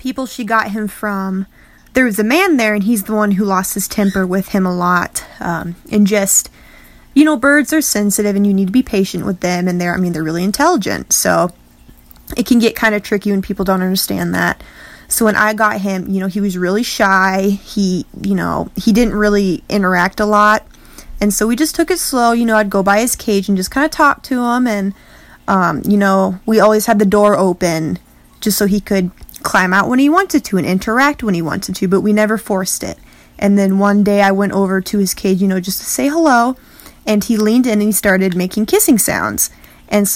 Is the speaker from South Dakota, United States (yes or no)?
yes; Whitewood, South Dakota, United States; I'm from Whitewood, South Dakota, which is in the United States